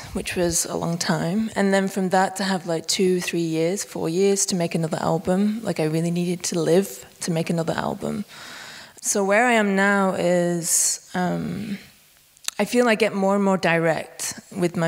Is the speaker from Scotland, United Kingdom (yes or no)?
no; Bolton, North West England, United Kingdom; now in Berlin, Germany; I'm originally from a village called Dunsker on the outskirts of Bolton, which is northwest UK, like right up in the north.